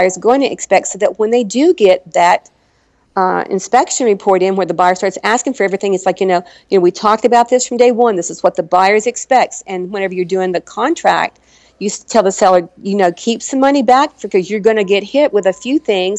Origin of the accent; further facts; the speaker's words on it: Arkansas, United States; moved away; I'm from Arkansas originally